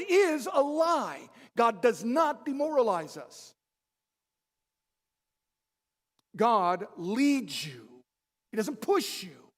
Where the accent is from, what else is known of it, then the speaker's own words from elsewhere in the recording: Baltimore, Maryland, United States; We're from Baltimore